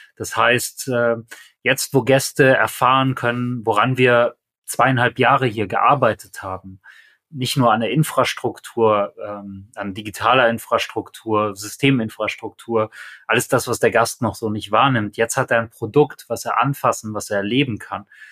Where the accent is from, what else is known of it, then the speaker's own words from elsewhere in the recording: Aachen, North Rhine-Westphalia, Germany; das hier ist meine Heimatregion